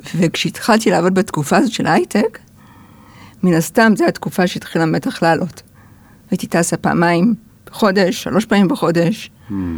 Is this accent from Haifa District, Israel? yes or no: yes; Haifa, Haifa District, Israel; also born or lived in United States; אני גדלתי בחיפה